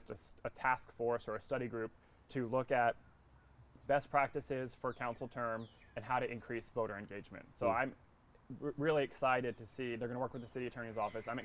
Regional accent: Mooresville, North Carolina, United States; also born or lived in up north (US Northeast) / Durham; now in Raleigh, United States; I was born up north. My parents both worked in Manhattan, mm-hmm. In the financial industry, and then we moved to Charlotte when I was in middle school, outside mm-hmm. Charlotte. I say Charlotte because that's where people know. We moved to Mooresville

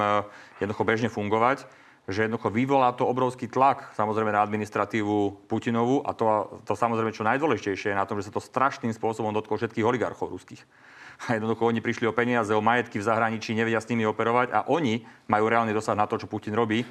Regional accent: Slovakia; ako Slovák, ako občan Slovenskej republiky

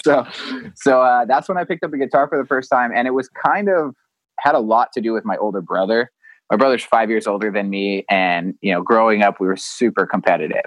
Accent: Vista, California, United States; I grew up here in in Vista, California, just a, a little town in North San Diego

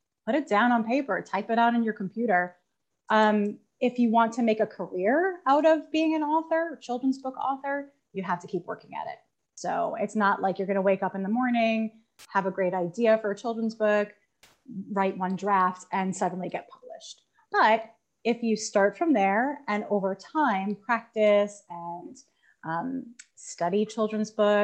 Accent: Long Island, New York, United States; I'm not from Boston. I'm from Long Island, New York, which has our own very wonderful accent

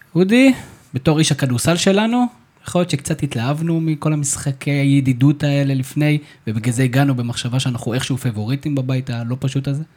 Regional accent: Israel; אנחנו בתור ישראלים

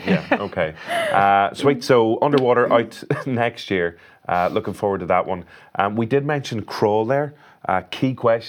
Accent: Derry, Northern Ireland, United Kingdom; We're both from Derry.

